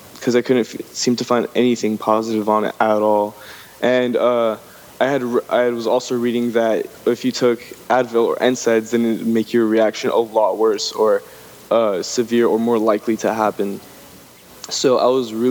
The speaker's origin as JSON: {"language": "English", "town": "Los Angeles", "region": "California", "country": "United States", "tie": "born or raised there", "moved": "as an adult", "lives_now": "Humboldt County, United States", "said": "I was born and raised in Los Angeles"}